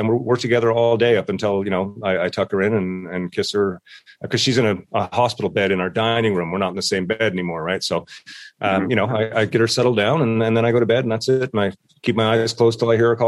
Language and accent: English; St. John's, Newfoundland and Labrador, Canada; moved away as an adult; now in Ontario, Canada; I am from St. John's, Newfoundland, living in Ontario these days